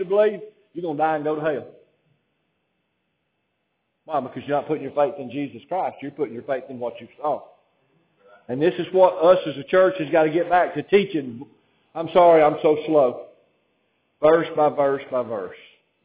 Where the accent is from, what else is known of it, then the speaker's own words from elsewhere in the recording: Alabama, United States; I didn't choose to be born in Alabama